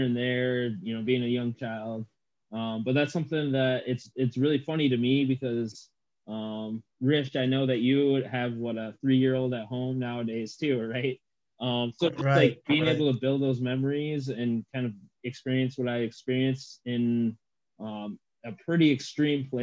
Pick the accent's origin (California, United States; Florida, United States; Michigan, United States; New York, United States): Michigan, United States; Midland; also born or lived in Anchorage, Alaska / Dillingham, Alaska / Moses Lake, Washington; moved from Washington to Midland, Michigan. So if people are familiar with that area, that's where I ultimately grew up.